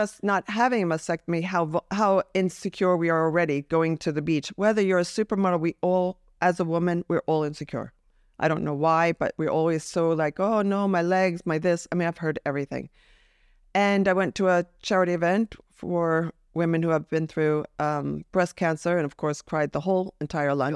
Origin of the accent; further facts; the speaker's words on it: New Jersey, United States; I'm from New Jersey